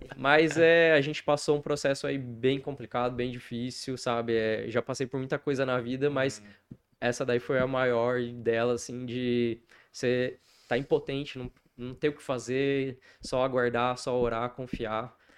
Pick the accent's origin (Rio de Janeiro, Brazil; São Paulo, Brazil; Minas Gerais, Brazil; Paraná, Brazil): Paraná, Brazil; Apucarana; also born or lived in Curitiba; now in Maringá, Brazil; Eu nasci em Curitiba, Tá, fui criado ali em Apucarana, depois eu saí pro mundo aí, morei fora também